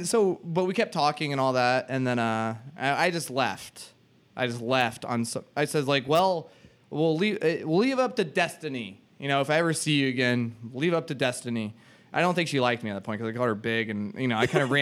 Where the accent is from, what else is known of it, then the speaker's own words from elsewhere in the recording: the South, United States; I'm from the South too